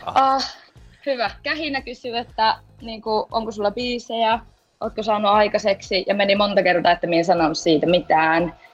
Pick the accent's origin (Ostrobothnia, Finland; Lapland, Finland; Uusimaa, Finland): Lapland, Finland; Rovaniemi; minä olen siis Rovaniemeltä, 24V.